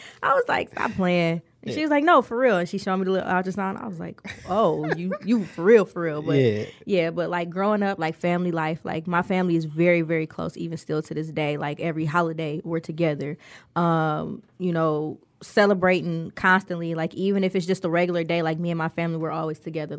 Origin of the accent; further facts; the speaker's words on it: Detroit, Michigan, United States; I grew up on the east side. 7 Mile area. Red zone area 4205.